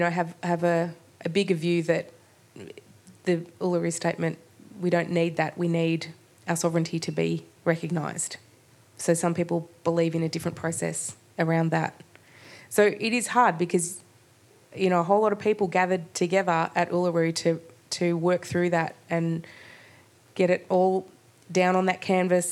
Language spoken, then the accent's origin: English; Port Fairy, Victoria, Australia; also born or lived in Melbourne; I've always lived in Victoria. I was born here in Naam, in Melbourne, and grew up down on Gunditjmara country in Port Fairy.